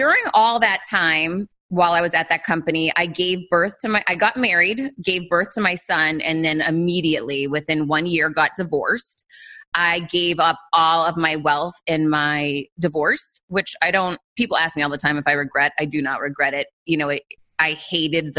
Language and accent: English; Worcester, Massachusetts, United States; I grew up poor in Worcester, Massachusetts, one of four kids